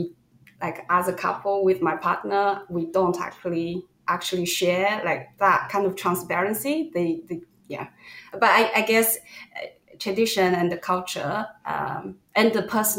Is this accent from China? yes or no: yes; China; I'm Chinese, and growing up in China